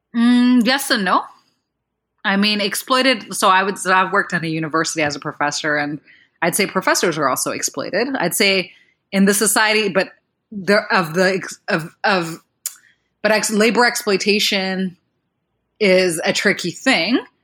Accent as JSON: {"language": "English", "country": "Rwanda", "said": "I come from Rwanda, which is a country in Central Africa"}